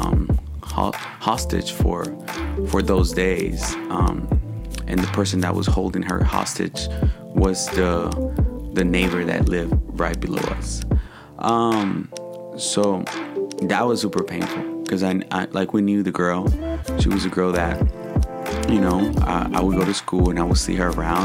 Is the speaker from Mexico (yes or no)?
yes; Michoacán, Mexico; also born or lived in Uruapan, Michoacán, Mexico / Lázaro Cárdenas, Michoacán / Apatzingán, Michoacán / Morelia, Michoacán; now in United States; my childhood growing up in Michoacán